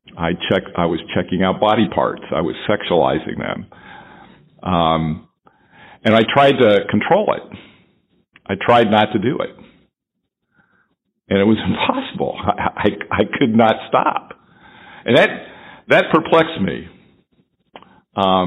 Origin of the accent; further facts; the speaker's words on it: Dayton, Ohio, United States; moved away as an adult; also born or lived in Rochester, New York; my hometown, Dayton, Ohio